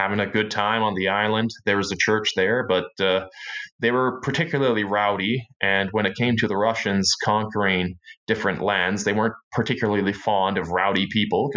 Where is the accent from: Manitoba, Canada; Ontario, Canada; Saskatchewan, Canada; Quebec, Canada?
Manitoba, Canada; Winkler; I grew up around Winkler. It was only when I was 18 that I actually moved into Winkler. But yeah, I've lived in this area the whole time, and I grew up here.